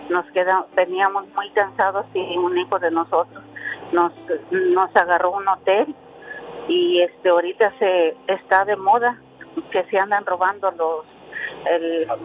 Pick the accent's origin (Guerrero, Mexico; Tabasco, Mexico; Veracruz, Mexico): Guerrero, Mexico; now in United States; Nosotros somos de Guerrero.